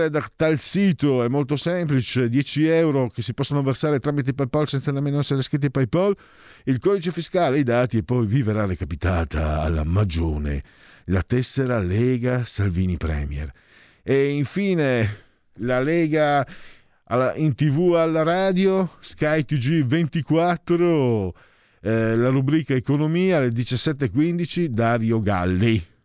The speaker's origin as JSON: {"language": "Italian", "town": "Milan", "region": "Lombardy", "country": "Italy", "said": "Da milanese avere altri 5 anni di immobilismo di sinistra mi pesa, ma gli elettori hanno sempre ragione."}